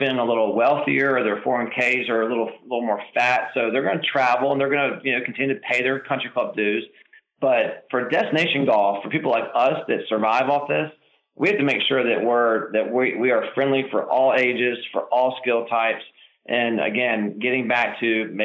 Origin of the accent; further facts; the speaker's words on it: Charlotte, North Carolina, United States; I grew up in Charlotte. I learned the game at Charlotte Country Club